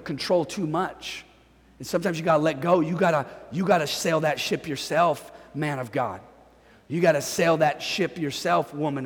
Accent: Northern California, United States; moved away as an adult; I'm from Northern California

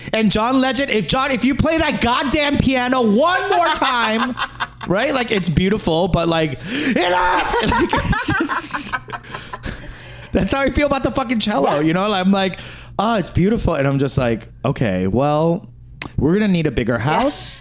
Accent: New York, United States; it's just how I was raised in New York.

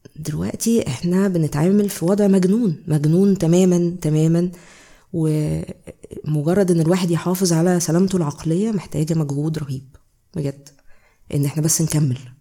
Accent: Egypt; عندنا في مصر

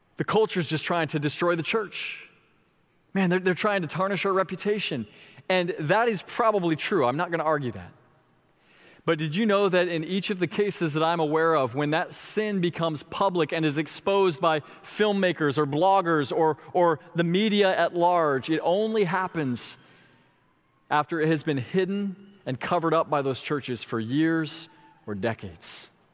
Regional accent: Florida, United States; my hometown

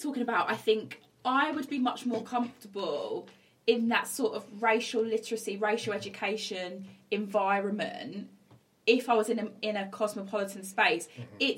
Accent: West Midlands, United Kingdom; I grew up in the West Midlands

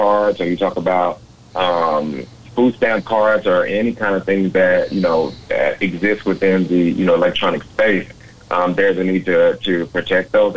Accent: Dallas, Texas, United States; a lifelong resident, you know, in Dallas and growing up in the Oak Cliff area

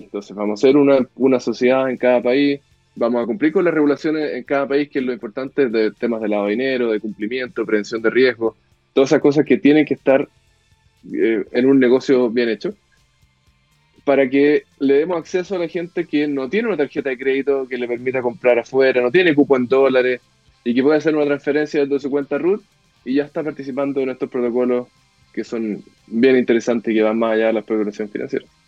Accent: Chile; moved away as an adult; also born or lived in Mexico; en Chile tenemos una, una, la suerte de que nacimos en Chile

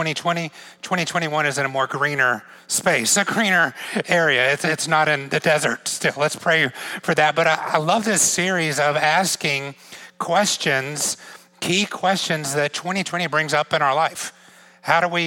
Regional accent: Georgia, United States; moved away as an adult; also born or lived in outside of Atlanta, Georgia; now in New York, United States; I grew up in Georgia

